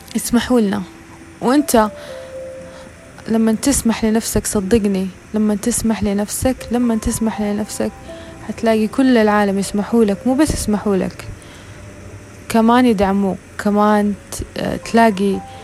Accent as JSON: {"language": "Arabic", "area": "the Western Region", "region": "Hejaz", "country": "Saudi Arabia", "said": "عندنا في الغربية"}